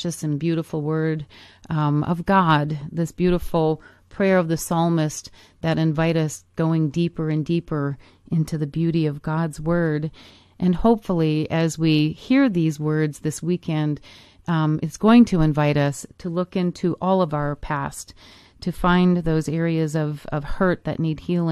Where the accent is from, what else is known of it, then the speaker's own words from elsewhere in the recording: Michigan, United States; my home state of Michigan